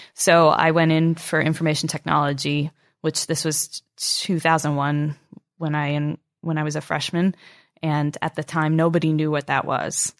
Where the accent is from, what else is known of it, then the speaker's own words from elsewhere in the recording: Albany, New York, United States; Albany, New York.